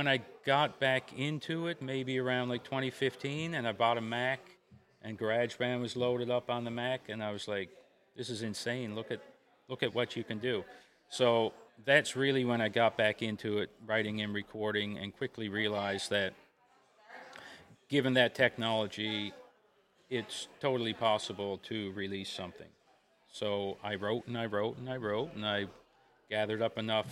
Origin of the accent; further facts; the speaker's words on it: Gander, Newfoundland and Labrador, Canada; I'm from Gander